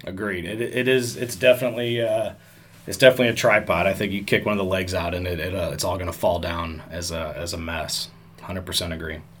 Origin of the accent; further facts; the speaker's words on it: St. Louis, Missouri, United States; also born or lived in Decatur, Illinois; I'm from St. Louis originally, so we moved back here.